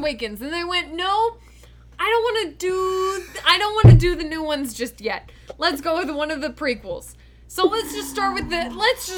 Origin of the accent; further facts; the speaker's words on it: United States; an American